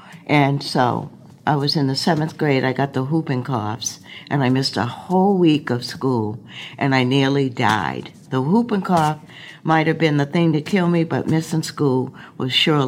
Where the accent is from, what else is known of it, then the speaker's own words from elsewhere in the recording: Georgia, United States; I'm 78 years old. I came up from Georgia.